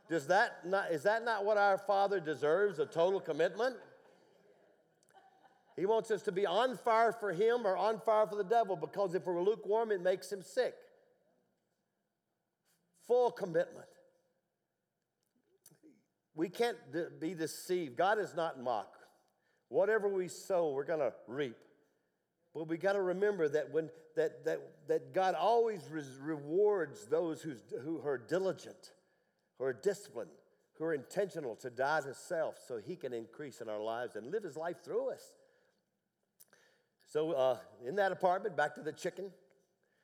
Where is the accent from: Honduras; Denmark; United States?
United States; Tennessee; I went deer hunting growing up in Tennessee